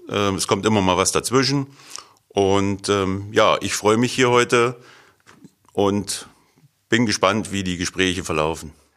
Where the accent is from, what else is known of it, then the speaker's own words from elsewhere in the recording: Meinhard, Hesse, Germany; Ich komme aus Meinhard Gremendorf. Das liegt im Werra-Meißner-Kreis vor den Toren von Eschwege.